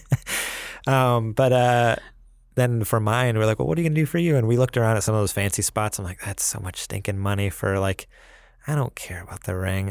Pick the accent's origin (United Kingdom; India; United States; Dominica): United States; New York; moved away; I Talk Funny, 'cause I'm from New York